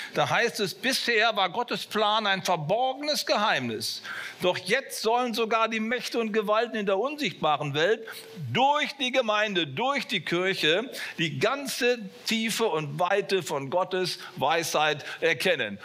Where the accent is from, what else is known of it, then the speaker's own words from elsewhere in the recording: Bonn, North Rhine-Westphalia, Germany; wo ich aufgewachsen bin in Bonn